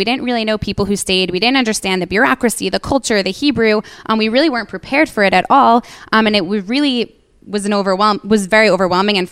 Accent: New York, United States; moved away as an adult; now in Israel; The two of us, my sister and I, Panina and I, we are from New York originally, and we come from a loving Zionistic home.

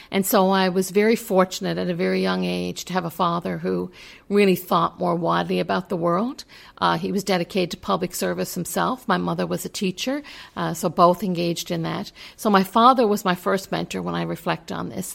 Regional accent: Newfoundland and Labrador, Canada; moved away; I am from Newfoundland and Labrador

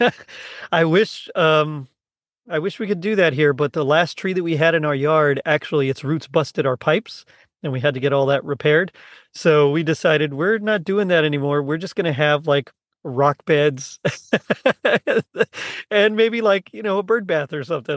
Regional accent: South Texas, United States; I'm from the South Texas, where, like, I'm considered kinda tall

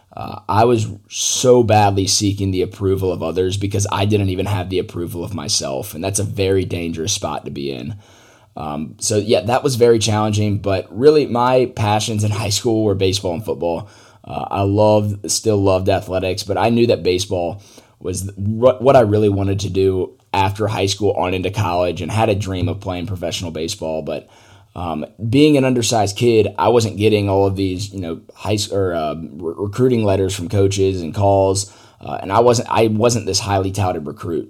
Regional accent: Atlanta, Georgia, United States; I grew up in Atlanta, Georgia

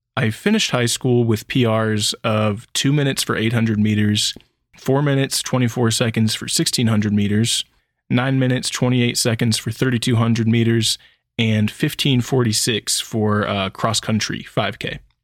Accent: Sacramento, California, United States; I grew up in a suburb that was just outside of Sacramento County

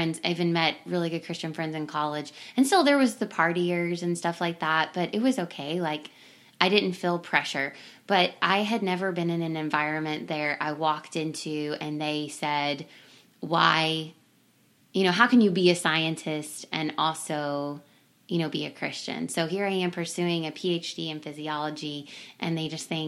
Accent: Simpsonville, Kentucky, United States; I grew up in Kentucky, in Simpsonville, Kentucky.

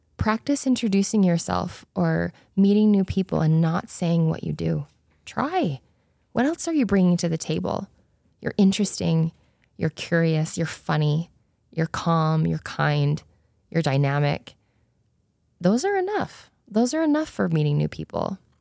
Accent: Spanish Fork, Utah, United States; also born or lived in South Korea; I was born in South Korea. I was adopted as a baby, and I grew up in Spanish Fork, Utah

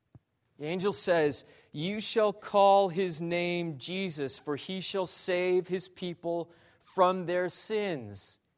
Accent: Great Falls, Montana, United States; born there; I was born in Great Falls, Montana, of all places.

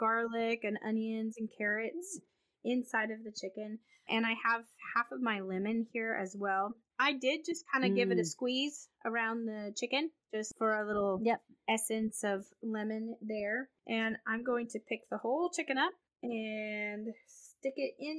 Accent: United States; I'm American and I don't speak French.

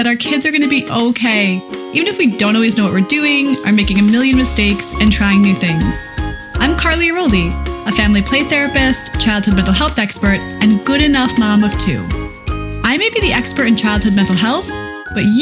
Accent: Connecticut, United States; When I was 9, I was president of the Little Babysitters Club in my hometown in Connecticut

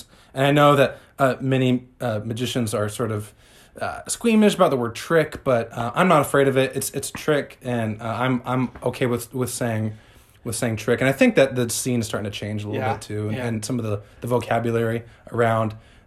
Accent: Southern California, United States; born and raised in Southern California

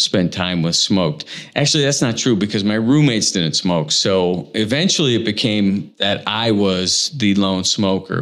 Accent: Indiana, United States; born or raised there; moved away as an adult; also born or lived in Los Angeles, California

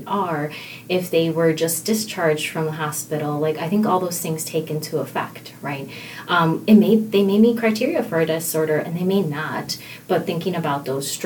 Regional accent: Milwaukee, Wisconsin, United States; I landed in here at St. Luke's back in the Milwaukee area, my hometown

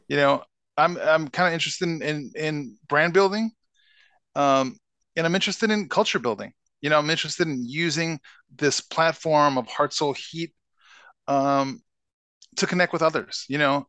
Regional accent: Chicago, Illinois, United States; now in Minnesota, United States; I grew up in Chicago

